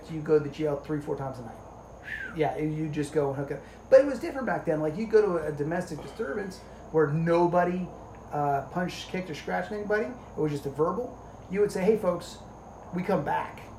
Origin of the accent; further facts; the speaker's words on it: Largo, Florida, United States; I was like, you know, we're from Largo, like you know.